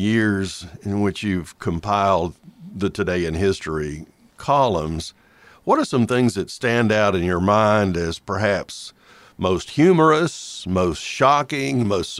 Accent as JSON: {"language": "English", "town": "Greeneville", "region": "Tennessee", "country": "United States", "tie": "born or raised there", "said": "my hometown paper, the Greenville Sun"}